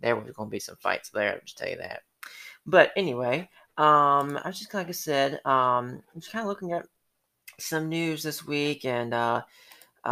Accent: Atlanta, Georgia, United States; now in Sylvania, United States; I'm from Atlanta, and so there is no FFA, you know, I want to say we had 4-H in high school and middle school

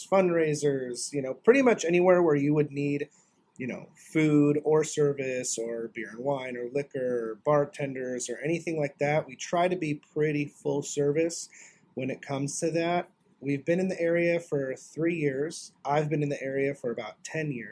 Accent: North Idaho, United States; moved away as an adult; also born or lived in Spokane, Washington; now in Florida, United States; I didn't grow up in Florida. I grew up in North Idaho.

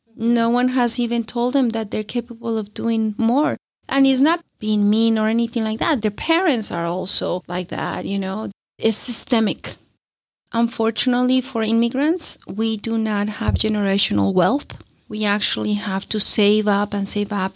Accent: Colombia; moved away; I'm from Colombia. I, I come from a developing country

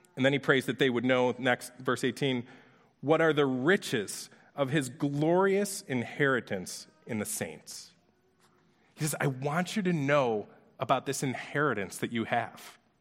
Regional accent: Orchard Park, New York, United States; we grew up in Orchard Park, New York

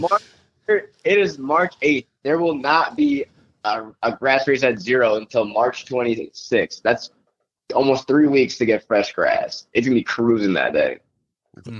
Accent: Farmington, New York, United States; I grew up in Farmington

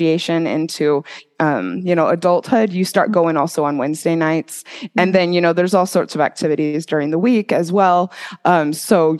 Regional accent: Mesa, Arizona, United States; moved away as an adult; also born or lived in Utah / Idaho; I grew up in Mesa, Arizona

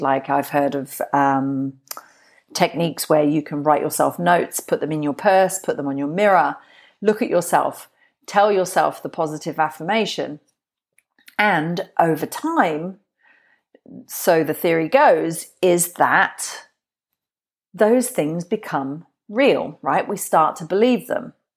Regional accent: Glastonbury, South West England, United Kingdom; I'm from Glastonbury. That's where I grew up.

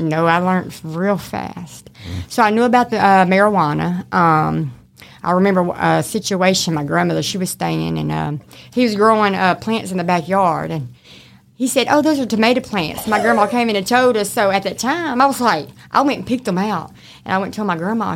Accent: Shreveport, Louisiana, United States; accent: mixture of country; also born or lived in Oklahoma / Arkansas / Texas / Baton Rouge; I'm from Shreveport, born and raised.

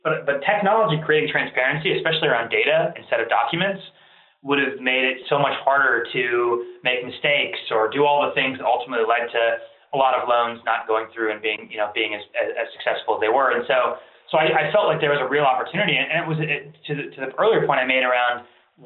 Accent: Ohio, United States; also born or lived in Iran; I was born in Iran and my family immigrated here in the 80s. Came here, became academics. I grew up in the Midwest, in Ohio

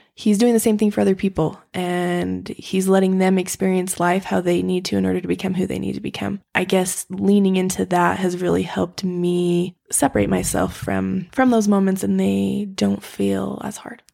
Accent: Utah, United States; I grew up in Utah

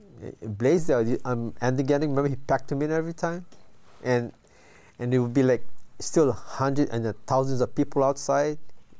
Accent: Philippines; also born or lived in Waipahu / Nanakuli; now in Hawaii, United States; No, because what happened is when we moved from the Philippines, we lived in Waipahu, and what happened is I transferred to Nanakuli, because we moved to Nanakuli, you know

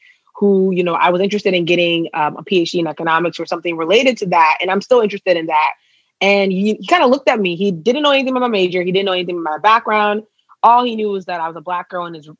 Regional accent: Ghana; moved away; also born or lived in Maryland, United States; I'm from Ghana

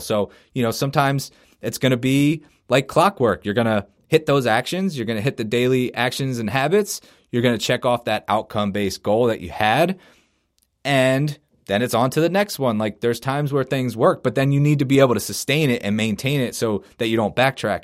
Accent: Philadelphia, Pennsylvania, United States; I'm from Philadelphia, so as a Sixers fan

